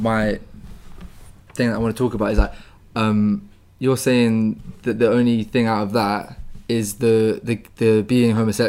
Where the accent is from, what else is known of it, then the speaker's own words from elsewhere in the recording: London, United Kingdom; So I'm a white male, straight male. From South London.